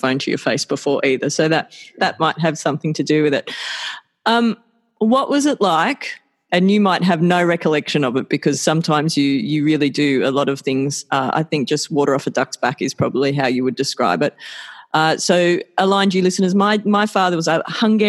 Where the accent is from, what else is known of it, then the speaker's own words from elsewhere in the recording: Sydney, New South Wales, Australia; growing up in the Sutherland Shire, which back in the late 70s was the most Anglo-Saxon part of Australia.